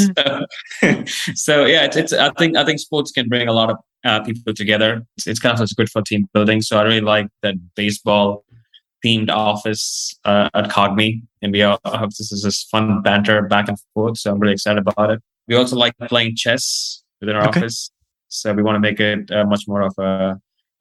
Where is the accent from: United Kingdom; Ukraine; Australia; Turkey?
Australia; also born or lived in India / New York; now in United States; I grew up in Australia.